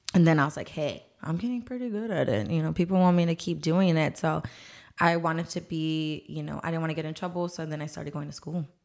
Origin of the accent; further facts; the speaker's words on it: San Antonio, Texas, United States; I'm actually born here and raised here in San Antonio, Texas. I've been here my whole life